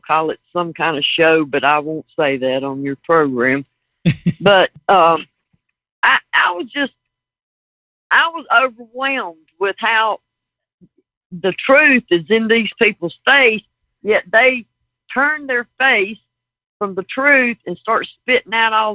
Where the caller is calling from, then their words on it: South Carolina, United States; I'm calling from South Carolina